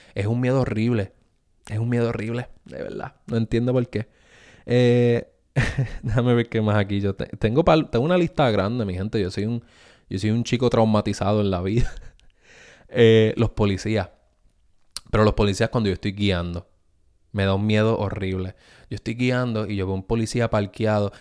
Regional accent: Puerto Rico; yo me crié en Puerto Rico

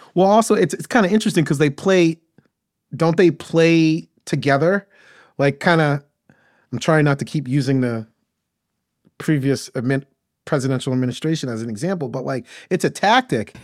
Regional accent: Maine, United States; moved away as an adult; now in Atlanta, United States; I'm originally from Maine, grew up in Maine

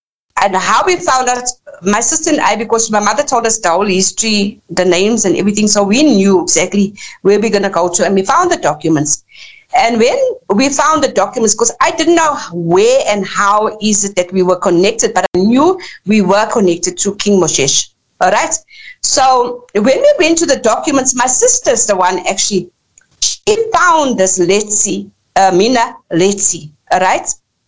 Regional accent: Lesotho; our people had to go into exile from, we come from Basutoland, which Basutoland was only created in 1886. Lesotho was only created in 1966

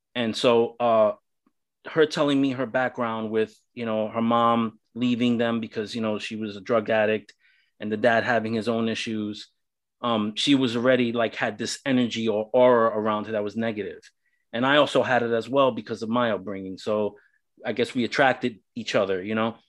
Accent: New York City, New York, United States; now in Central Florida, United States; I'm originally from New York City. Um, I grew up in the ghettos of New York City

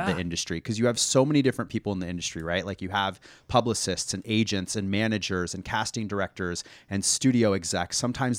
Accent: Fresno, California, United States; I grew up in California. I grew up outside of Fresno, California.

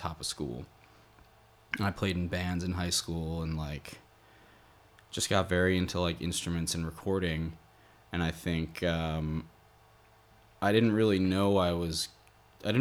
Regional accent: rural Massachusetts, United States; also born or lived in Boston; I grew up in Massachusetts, in like more like rural Massachusetts, and I'd been there my whole life

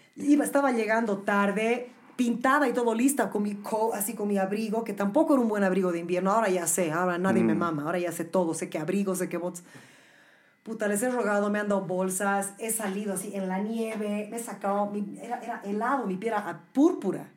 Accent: Bolivia; moved away as an adult; now in New York City, United States

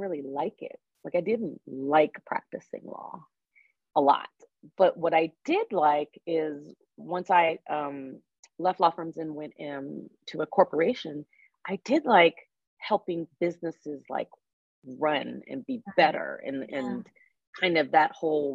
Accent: Fairfax County, Virginia, United States; also born or lived in Arlington, Virginia / Annandale, Virginia / Alexandria, Virginia / Charlottesville, Virginia; I grew up in the Washington, D.C. area on the Virginia, they call it the DMV. I grew up on the Virginia side. So yeah, right outside of D.C., Fairfax County.

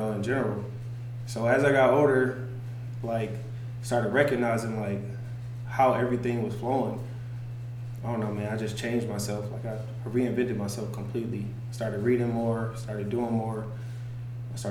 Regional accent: Marietta, Georgia, United States; I grew up in Marietta

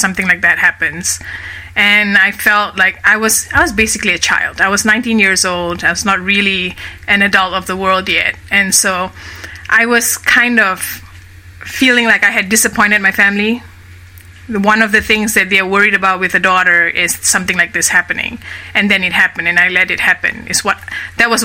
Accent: Kuala Lumpur, Malaysia; moved away as an adult; So I grew up initially in Kuala Lumpur, which is the capital of Malaysia. That's where I'm from. I was born and raised in Malaysia.

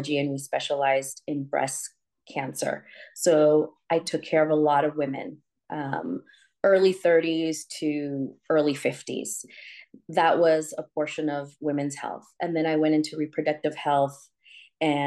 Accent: San Francisco, California, United States; I'm from San Francisco, Mission District

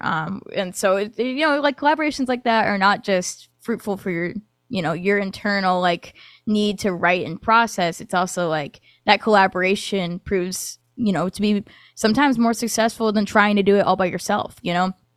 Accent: Michigan, United States; moved away as an adult; now in Nashville, United States; I was actually born in Nashville and then lived in Michigan for, like, twenty years

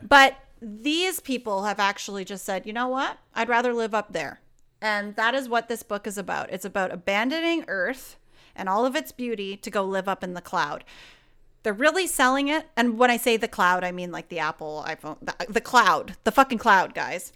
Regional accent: Canada; I'm very Canadian. I'm a very Canadian girl

